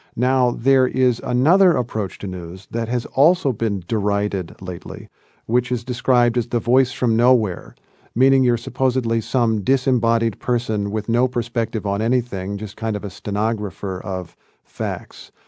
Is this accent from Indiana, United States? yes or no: yes; Indiana, United States; moved away as an adult; also born or lived in Kentucky / New York; I'm a guy from Indiana. I'm a guy who grew up as the son of school teachers